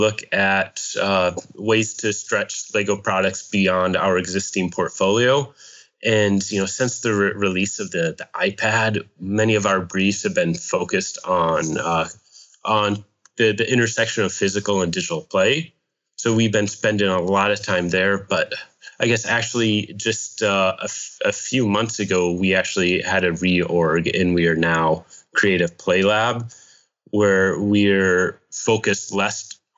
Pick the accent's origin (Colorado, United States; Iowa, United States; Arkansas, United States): Iowa, United States; Hawkeye country; moved away as an adult; now in Pasadena, United States; I grew up in Hawkeye country